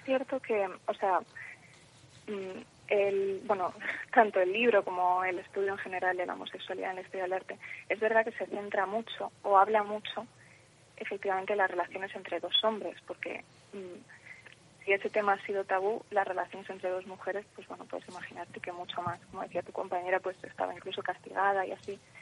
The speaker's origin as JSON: {"language": "Spanish", "town": "Madrid", "region": "Community of Madrid", "country": "Spain", "said": "Madrid, que es de donde soy yo"}